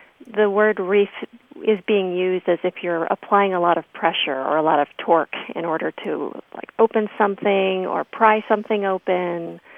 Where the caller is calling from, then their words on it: Traverse City, Michigan, United States; Hi, Martha. This is …. I am calling from Traverse City, Michigan.